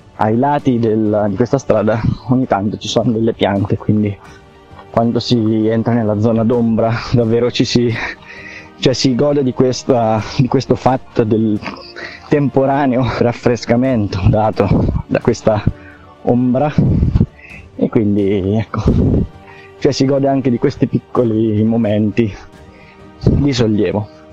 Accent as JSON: {"language": "Italian", "country": "Italy", "tie": "born or raised there", "said": "io sono nato qui, sono vissuto qui e quindi mi piace il posto in cui abito"}